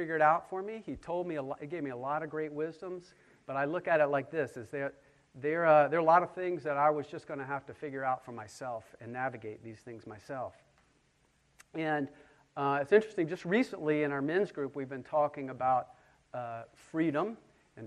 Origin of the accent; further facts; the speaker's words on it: Charleston, South Carolina, United States; I grew up just around the corner on 60 Trad Street